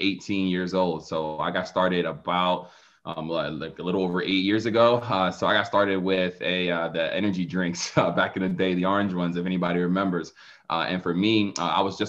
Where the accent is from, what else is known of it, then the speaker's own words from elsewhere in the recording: Philadelphia, Pennsylvania, United States; now in Atlanta, United States; I'm from Philadelphia. So even though I live in Atlanta right now, I grew up in the inner city of Philadelphia.